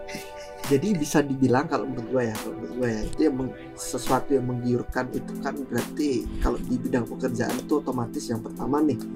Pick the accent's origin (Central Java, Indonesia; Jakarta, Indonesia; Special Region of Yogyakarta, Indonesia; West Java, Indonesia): Special Region of Yogyakarta, Indonesia; Yogyakarta; tadi tanya tuh gue dari mana kan ya udah kan udah tahu kan gue dari Jogja nih gue anak Jogja asli lahir di sini